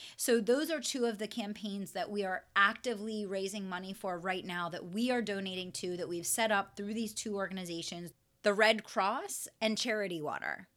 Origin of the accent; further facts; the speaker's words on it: West Chester, Pennsylvania, United States; my hometown of Westchester, Pennsylvania